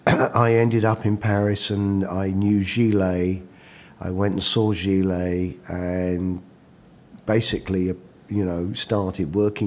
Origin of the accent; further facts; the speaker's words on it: London, United Kingdom; now in United States; Yeah, right in the middle.